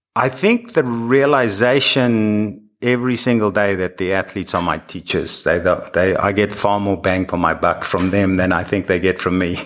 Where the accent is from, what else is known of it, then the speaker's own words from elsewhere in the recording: South Africa; moved away as an adult; now in United States; growing up in South Africa where the Comrades Marathon is the thing